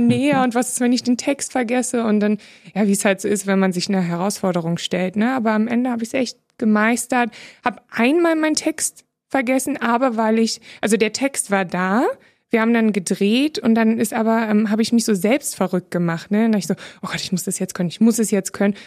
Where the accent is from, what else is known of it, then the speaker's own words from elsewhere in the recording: Berlin, Germany; ist ja meine Heimat. Ich bin ja Urberlinerin